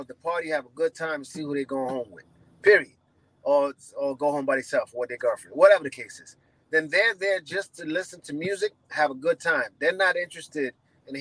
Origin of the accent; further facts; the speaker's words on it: New York City, New York, United States; I'm from New York City